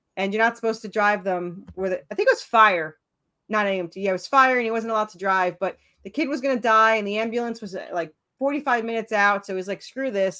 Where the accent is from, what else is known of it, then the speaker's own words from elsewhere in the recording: New York, United States; now in Tennessee, United States; I'm originally from New York